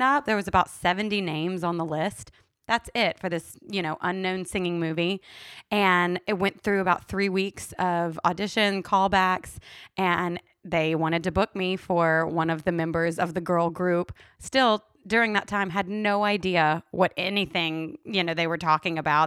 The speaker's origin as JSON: {"language": "English", "region": "Louisiana", "country": "United States", "tie": "born or raised there", "moved": "as an adult", "lives_now": "Los Angeles, United States", "said": "I'm from Louisiana. We grew up in Mardi Gras"}